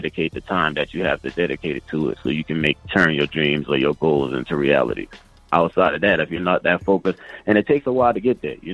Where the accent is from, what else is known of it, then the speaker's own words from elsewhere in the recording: Charleston, South Carolina, United States; moved away as an adult; now in Atlanta, United States; Charleston, South Carolina.